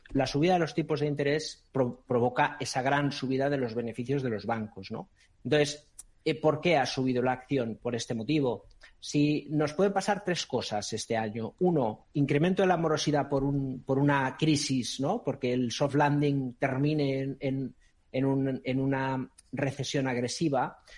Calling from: Madrid, Community of Madrid, Spain; Hola, buenas tardes, soy … de Madrid.

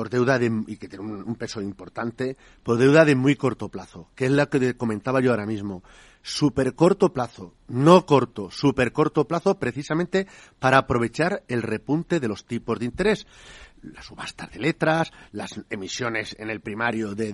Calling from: Valencia, Valencian Community, Spain; de Valencia.

